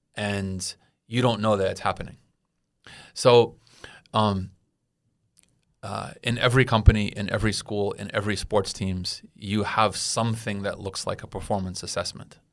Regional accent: United States; as an American

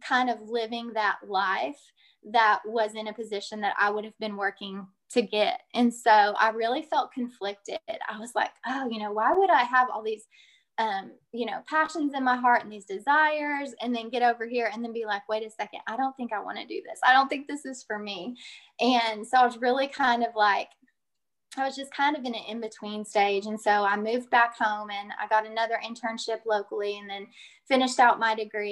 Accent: Claremore, Oklahoma, United States; I'm originally from Claremore, Oklahoma, which is just a little town northeast of Tulsa

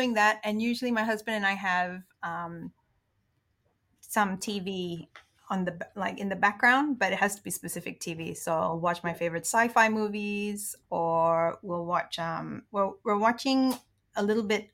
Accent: Indonesia; moved away; I grew up in Indonesia. So my dad is part Indonesian

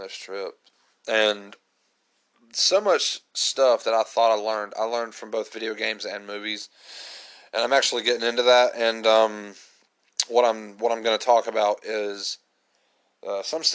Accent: United States; I'm just an American trying to learn Russian

